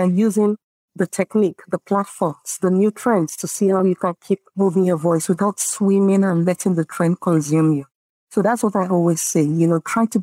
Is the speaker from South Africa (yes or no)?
no; Nigeria; first language Yoruba; English is a second language; I come from the Yoruba tribe, right, in Nigeria. We're very community, open, giving, sharing mentality